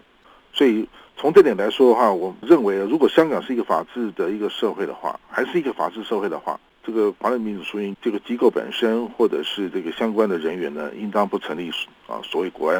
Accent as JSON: {"language": "Chinese", "country": "Taiwan", "said": "我们都是台湾人嘛"}